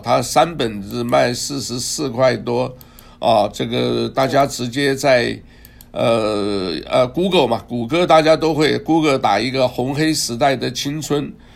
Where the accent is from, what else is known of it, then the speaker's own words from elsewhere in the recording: Taiwan; also born or lived in Hunan (ancestral home); now in United States; 我出生，出生长大都在台湾